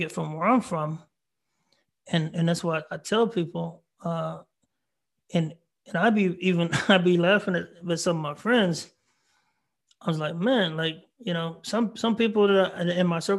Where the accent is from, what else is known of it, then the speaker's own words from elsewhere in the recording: Marlin, Texas, United States; I'm from a small town called Marlin, Texas, 3,000 people